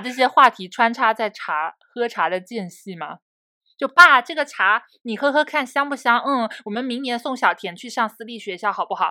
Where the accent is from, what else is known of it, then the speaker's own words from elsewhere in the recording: Fujian, China; 我们福建人其实爬山会有一个特色